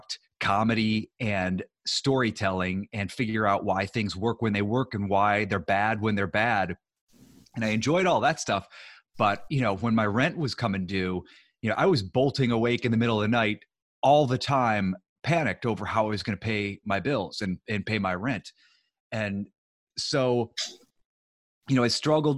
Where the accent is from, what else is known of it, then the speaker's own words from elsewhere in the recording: Ohio, United States; moved away as an adult; also born or lived in New York; now in Los Angeles, United States; I grew up in Ohio